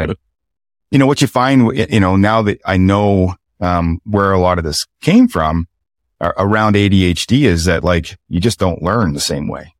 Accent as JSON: {"language": "English", "town": "Chipman", "region": "New Brunswick", "country": "Canada", "tie": "born or raised there", "also_born_or_lived": "Fredericton, New Brunswick", "said": "I'm from Chipman, New Brunswick, town of about two thousand people"}